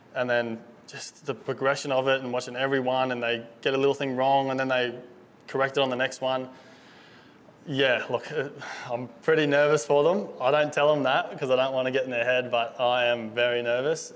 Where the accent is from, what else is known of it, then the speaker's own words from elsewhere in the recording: Gold Coast, Queensland, Australia; I grew up Gold Coast my whole life. Been here my whole life.